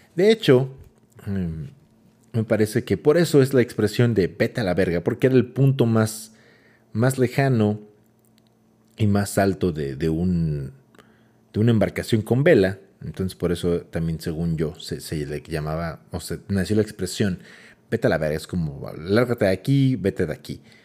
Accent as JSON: {"language": "Spanish", "country": "Mexico", "said": "somos mexicanos"}